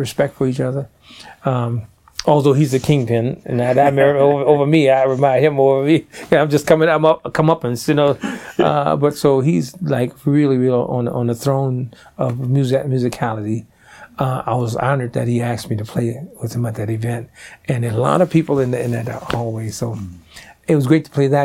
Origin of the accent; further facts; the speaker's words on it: New Orleans, Louisiana, United States; I grew up in New Orleans